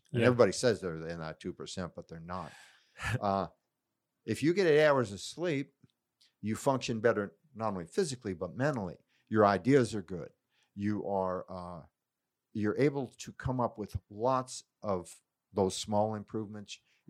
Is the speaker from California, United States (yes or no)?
yes; California, United States; growing up in Silicon Valley, your belief is you're going to work weekends